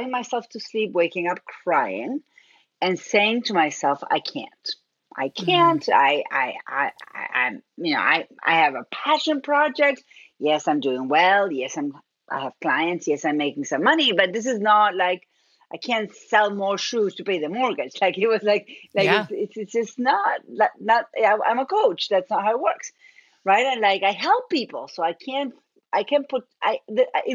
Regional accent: Argentina; accent: Argentine; moved away; I'm originally from Argentina. That's where my accent is from

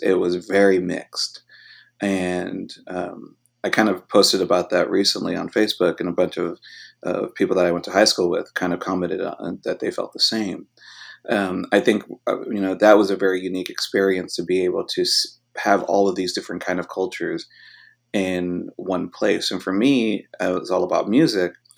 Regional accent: West Covina, California, United States; also born or lived in Hollywood, Los Angeles; we then moved out to the suburbs and I grew up really in West Covina, which is about, you know, twenty-five miles away from downtown L

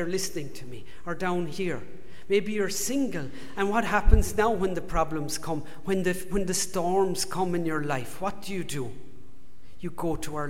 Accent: Ireland; accent: Irish; moved away; If you haven't told from my accent, if you've worked it out, I'm from Ireland

